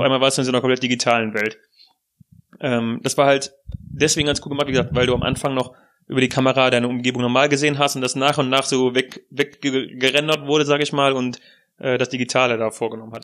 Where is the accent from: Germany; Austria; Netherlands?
Germany; als Deutscher